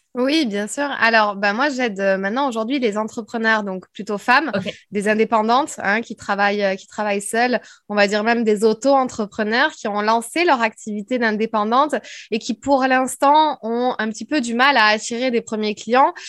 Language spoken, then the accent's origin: French; France; accent: French; moved away as an adult; also born or lived in Paris / United States; Je parlais anglais, mais alors, à tout va, avec mon vieux accent français